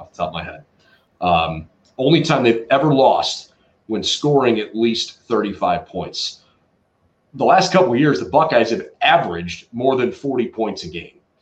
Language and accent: English; Cleveland, Ohio, United States; my hometown Cleveland